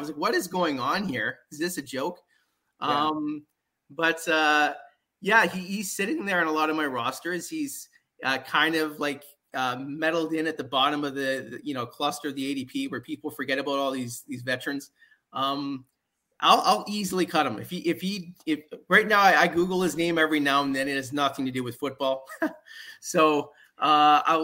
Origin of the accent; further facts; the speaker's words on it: Ottawa Valley, Ontario, Canada; moved away; I guess originally I'm from the Ottawa Valley area, so it'd probably be Ottawa